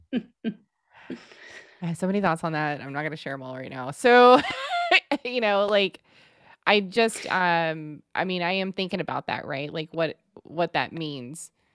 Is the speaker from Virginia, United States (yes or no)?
no; Texas, United States; We're so from Texas